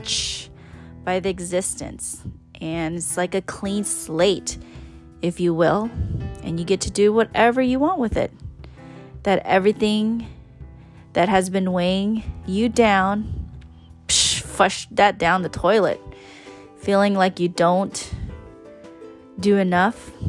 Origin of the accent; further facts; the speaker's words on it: California, United States; first language English; also born or lived in Thailand / East Coast, United States / Oklahoma; Growing up in California, and I have stated that I lived in many various cities, from the Bay to LA in the Valley